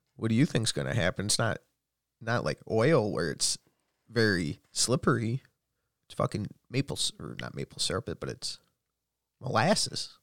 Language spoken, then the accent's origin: English; United States; I'm American.